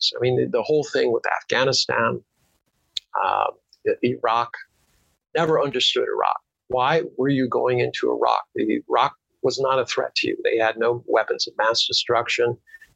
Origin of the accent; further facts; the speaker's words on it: United States; now in Beijing, China; I'm an American.